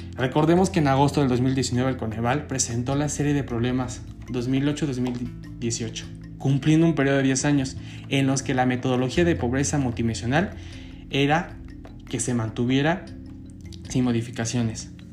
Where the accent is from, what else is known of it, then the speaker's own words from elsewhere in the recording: Mexico; como mexicanos